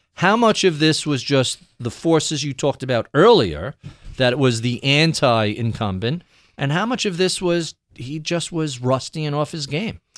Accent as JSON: {"language": "English", "region": "New York", "country": "United States", "tie": "born or raised there", "said": "growing up in New York"}